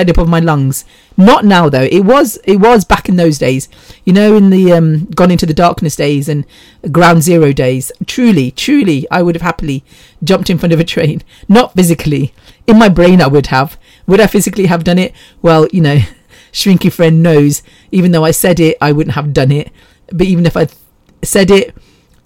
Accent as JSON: {"language": "English", "town": "Bexleyheath", "region": "London", "country": "United Kingdom", "tie": "born or raised there", "said": "I grew up with Ram in Bexley Heath"}